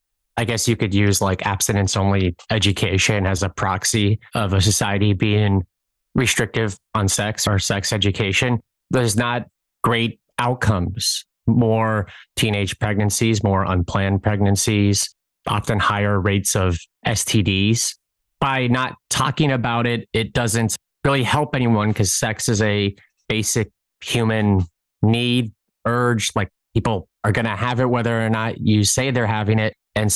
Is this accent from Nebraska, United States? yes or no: yes; Brainerd, Nebraska, United States; Brainerd, Nebraska.